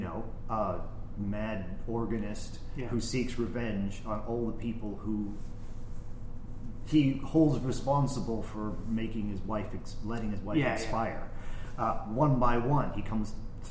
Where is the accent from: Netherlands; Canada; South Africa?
Canada; Sudbury, Ontario; my hometown, Sudbury, Ontario, Canada